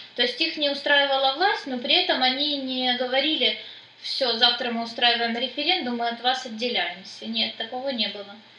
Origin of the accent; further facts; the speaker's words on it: Donetsk, Donetsk Oblast, Ukraine; наши люди, ну, э, дончане